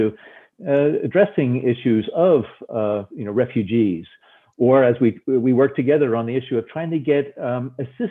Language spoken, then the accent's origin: English; New Jersey, United States; growing up in New Jersey